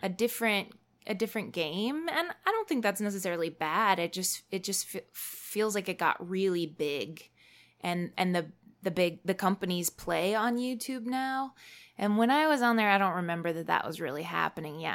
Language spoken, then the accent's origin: English; Fort Collins, Colorado, United States; my hometown of Fort Collins, Colorado